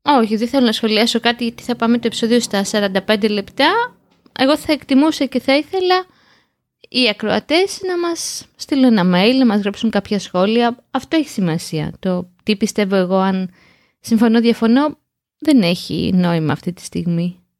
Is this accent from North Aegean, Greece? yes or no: no; Piraeus, Attica, Greece; γεννήθηκα και μεγάλωσα στον Πειραιά